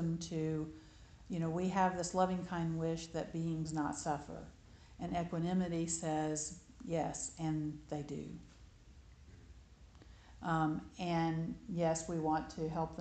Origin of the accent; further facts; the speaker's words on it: Alabama, United States; growing up in Alabama